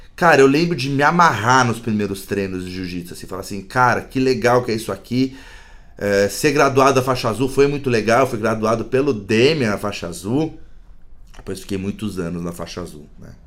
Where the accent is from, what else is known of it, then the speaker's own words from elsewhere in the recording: São Paulo, Brazil; sou de São Paulo, né? posso dizer que nasci em uma família privilegiada aqui, né, do, do centro de São Paulo